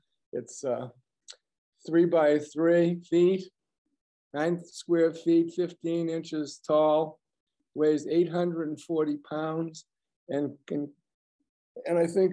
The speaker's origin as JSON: {"language": "English", "region": "Massachusetts", "country": "United States", "said": "I'm from Massachusetts"}